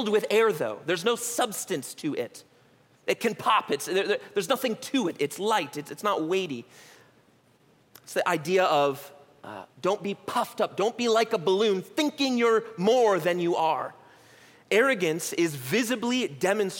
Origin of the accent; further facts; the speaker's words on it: United States; as American Christians